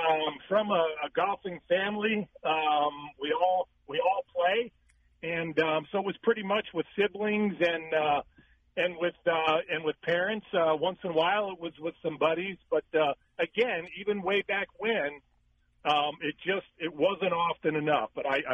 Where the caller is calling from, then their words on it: Phoenix, Arizona, United States; I'm calling from Phoenix, Arizona.